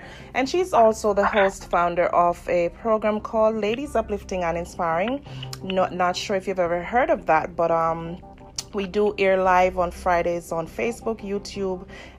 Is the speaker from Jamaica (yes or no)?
yes; Jamaica; now in United States; Jamaicans, we're very hardworking people.